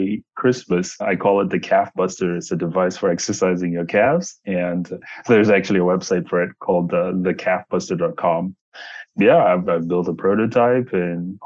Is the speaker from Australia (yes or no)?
no; Zambezi, North-Western Province, Zambia; I come from Zambia, a very remote, poor area of, I should say Zambezi, a very remote, poor area of Zambia, and very rural. At the time, I grew up in a place where there was one car in the entire town.